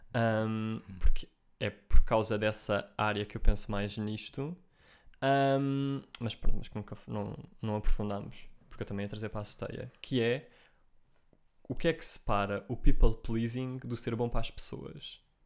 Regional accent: Portugal; eu sou português

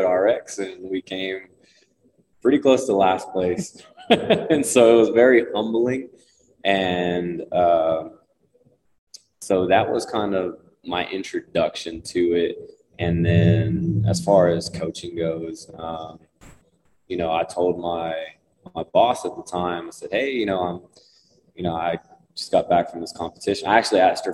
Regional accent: Lubbock, Texas, United States; born and raised in Lubbock, or surrounding areas

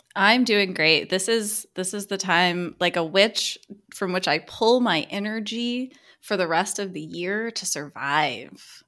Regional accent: Mid-Atlantic United States, United States; growing up in the Mid-Atlantic of the United States

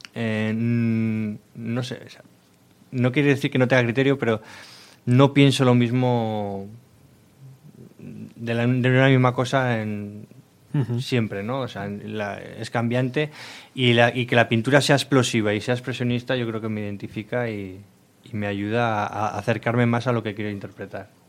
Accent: Miranda de Ebro, Castile and León, Spain; los dos somos de Miranda

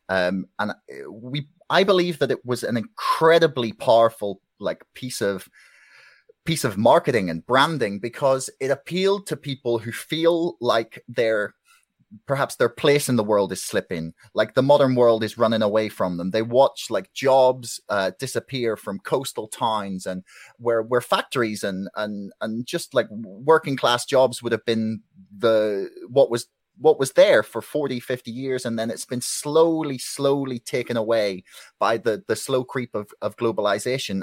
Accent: Belfast, Northern Ireland, United Kingdom; I'm from Belfast, uh, Northern Ireland

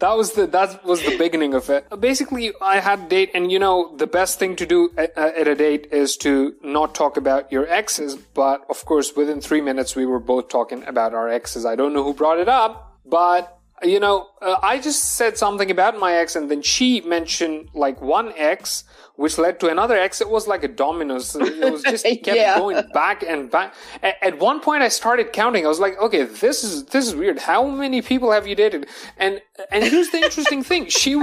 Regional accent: Dubai, United Arab Emirates; Okay. I am a Pakistani and I have my business in Dubai because that's where I was born and brought up.

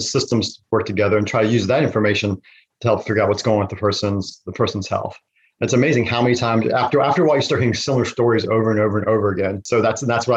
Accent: Virginia, United States; I'm from Virginia

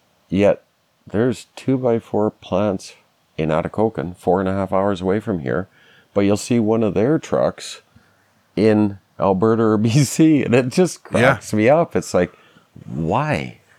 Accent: Scotland, United Kingdom; and that therein lies the problem with finishing my house is I'm Scottish. I just won't pay that.

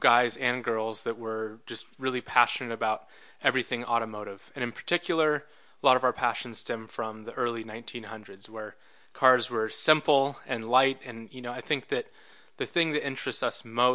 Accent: Silicon Valley, California, United States; growing up in the Silicon Valley

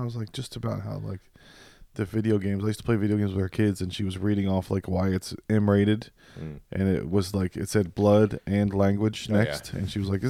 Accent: Virginia, United States; moved away; I went back home to Virginia and all my shit was gone.

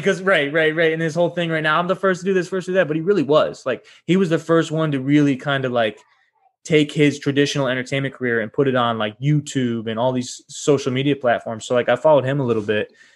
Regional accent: Rochester, New York, United States; now in Los Angeles, United States; I'm originally from Rochester, New York

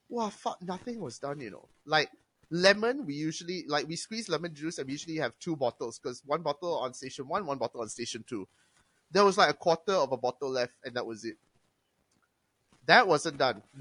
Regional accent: Singapore; I am from Singapore. Back in Singapore, I did this.

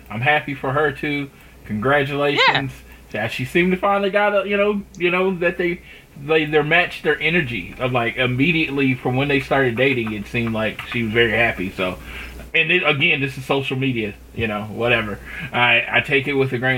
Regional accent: Oklahoma, United States; born or raised there

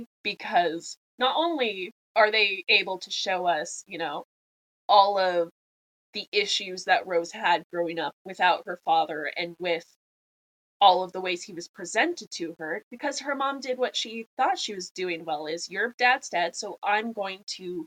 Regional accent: United States; because we are American

